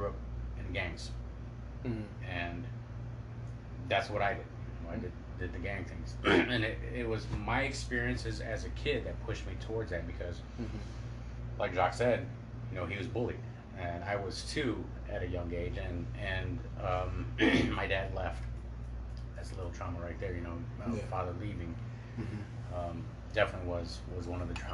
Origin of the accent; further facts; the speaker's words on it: Detroit, Michigan, United States; Grew up in Detroit